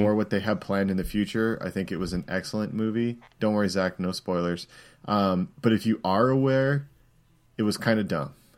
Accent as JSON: {"language": "English", "country": "Canada", "said": "I'm Canadian"}